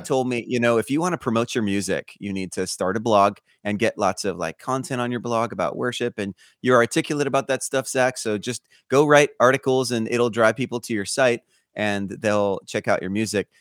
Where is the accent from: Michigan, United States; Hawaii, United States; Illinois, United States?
Hawaii, United States; Honolulu; moved away as an adult; also born or lived in Los Angeles / Denver / Fort Lauderdale; now in Birmingham, United States; I grew up in Hawaii, in Honolulu, Hawaii, till I graduated high school